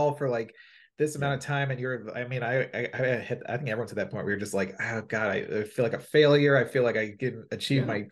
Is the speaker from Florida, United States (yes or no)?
no; Maryland, United States; now in Los Angeles, United States; back in my home state in Maryland